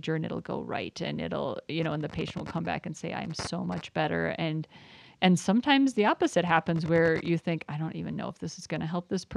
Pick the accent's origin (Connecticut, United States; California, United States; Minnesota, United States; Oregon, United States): Minnesota, United States; south of the Twin Cities; now in Parker, United States; I grew up in Minnesota near the Twin Cities, just south of the Twin Cities